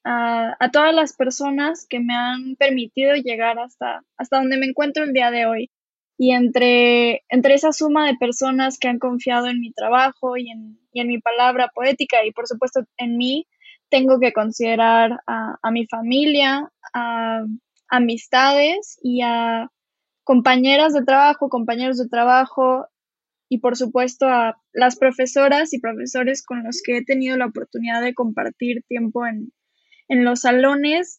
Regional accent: Mexico; also born or lived in Barcelona, Spain; ya en México he vivido desde, que tengo uso de razón, desde que tengo memoria y es, es por eso que yo me considero mexicana, porque es, es este el país en el que he crecido

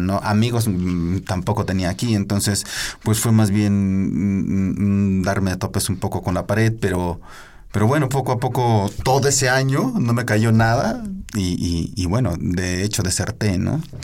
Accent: Tlaxcoapan?, Hidalgo, Mexico; Yo soy de Hidalgo, de un pueblito que se llama Titalaquia.

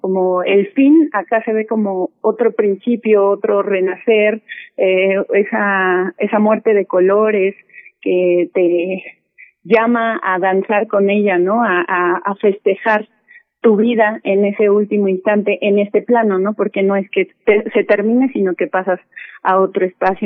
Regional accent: Mexico City, Mexico; somos mexicanos, pues somos de, de la Ciudad de México

